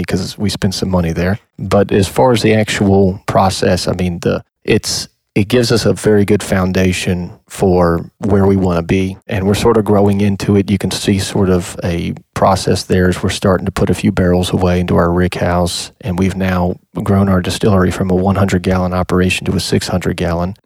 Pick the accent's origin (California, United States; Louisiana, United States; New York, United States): Louisiana, United States; moved away as an adult; now in Kentucky, United States; I'm originally from Louisiana